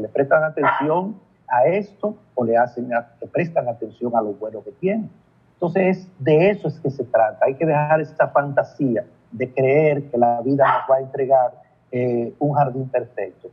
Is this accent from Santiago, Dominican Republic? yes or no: yes; Licey al Medio, Santiago, Dominican Republic; Yo soy de Santiago, de Licey al y viajo una vez cada 15 días por asunto de trabajo